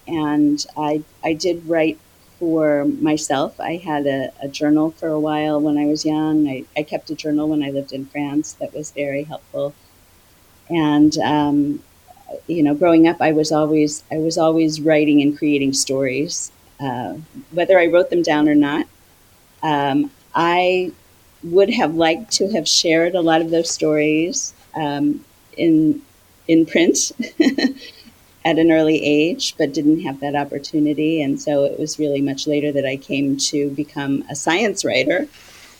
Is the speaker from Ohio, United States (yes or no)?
yes; Cincinnati, Ohio, United States; moved away as an adult; also born or lived in Washington, D.C.; now in Maryland, United States; I grew up in Cincinnati, Ohio. I moved to D.C. when I was in my 20s